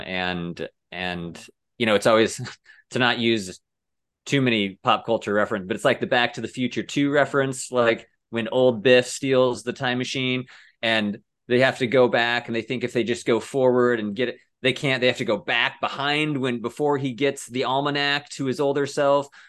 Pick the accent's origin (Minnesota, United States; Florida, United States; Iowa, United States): Iowa, United States; Cedar Rapids; moved away as an adult; also born or lived in Denver; born in Cedar Rapids, Iowa